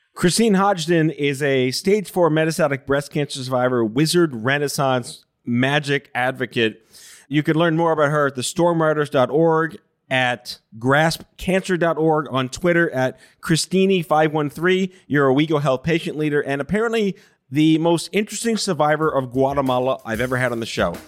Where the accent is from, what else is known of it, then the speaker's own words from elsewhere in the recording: New York City, New York, United States; I'm Jewish from Brooklyn